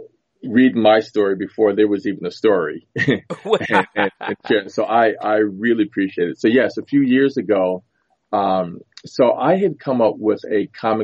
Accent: New York City, New York, United States; born there; Yep. I was born in Harlem.

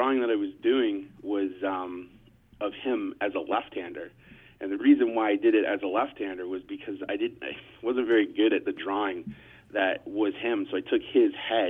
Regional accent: Barrie, Ontario, Canada; the Barrie Colts, which is my hometown here.

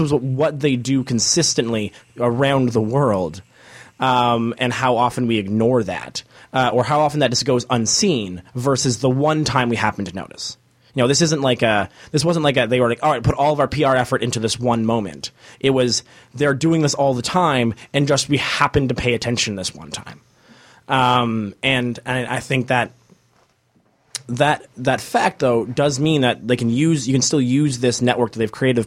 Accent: Canada; now in Toronto, Canada; as Canadian people who are in, you know, in Toronto

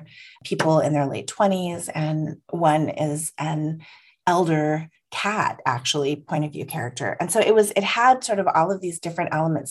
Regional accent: San Francisco, California, United States; I was born in San Francisco

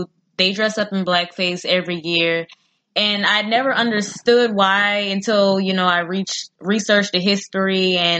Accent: New Orleans, Louisiana, United States; Me growing up in New Orleans

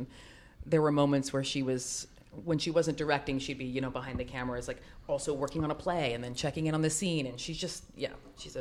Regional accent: Canada; I'm Canadian

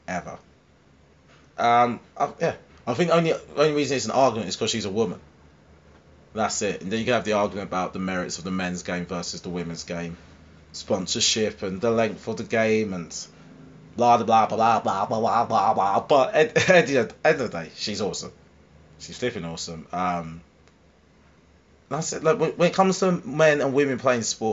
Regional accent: Harlow, East of England, United Kingdom; Harlow. Yay. My hometown.

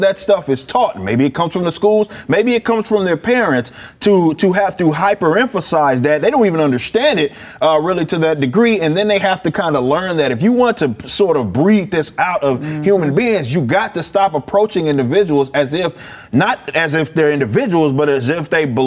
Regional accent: the South, United States; also born or lived in Arkansas; Born and raised in the South, here mm-hmm. between here and Arkansas

